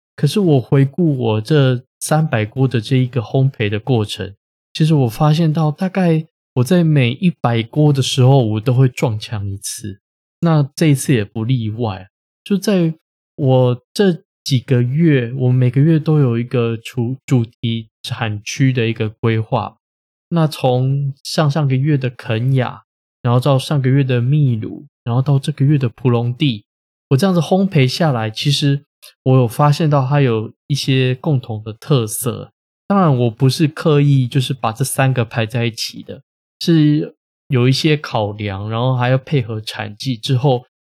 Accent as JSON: {"language": "Chinese", "country": "Taiwan", "said": "我们台湾人"}